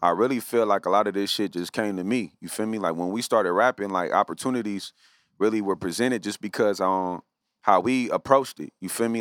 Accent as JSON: {"language": "English", "town": "Los Angeles", "region": "California", "country": "United States", "tie": "born or raised there", "said": "I grew up in the West Side"}